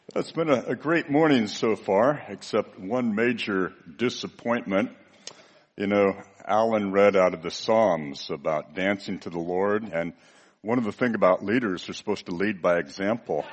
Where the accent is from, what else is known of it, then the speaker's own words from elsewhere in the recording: United States; I'm from the United States